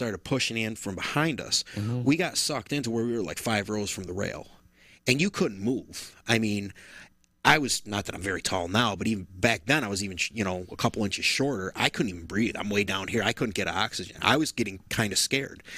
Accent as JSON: {"language": "English", "town": "Rome", "region": "New York", "country": "United States", "tie": "born or raised there", "said": "growing up in Rome all those years"}